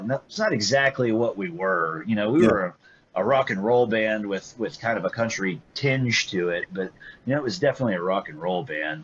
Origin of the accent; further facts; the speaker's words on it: Greenville, Texas, United States; growing up in Greenville, Texas